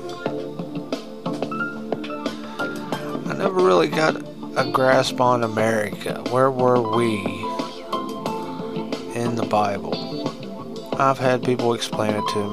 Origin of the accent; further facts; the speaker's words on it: United States; as an American